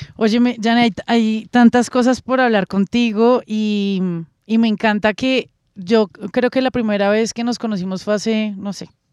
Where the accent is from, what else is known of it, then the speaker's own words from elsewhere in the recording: Colombia; como colombiana y como persona de, de los medios